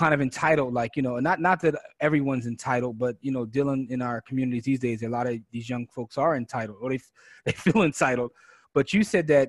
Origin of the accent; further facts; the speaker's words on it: Philadelphia, Pennsylvania, United States; I'm from Germantown